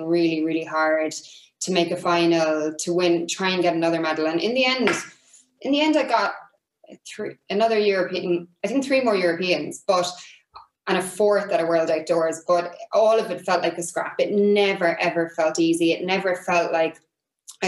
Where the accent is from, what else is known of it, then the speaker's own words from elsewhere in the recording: Ireland; I was Irish